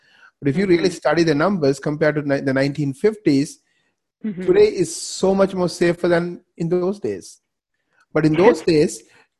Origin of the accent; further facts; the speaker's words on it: Canada; we're both Canadian